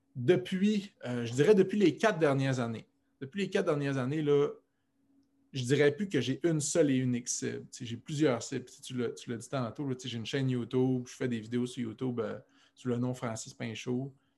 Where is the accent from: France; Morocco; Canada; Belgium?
Canada; Alma, Quebec; moved away; j'ai grandi à Alma, au Lac-Saint-Jean